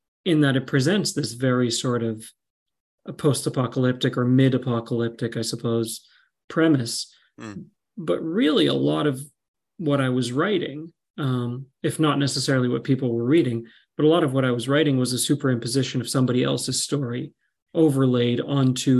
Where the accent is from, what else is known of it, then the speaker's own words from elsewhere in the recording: Qatar; I grew up in Qatar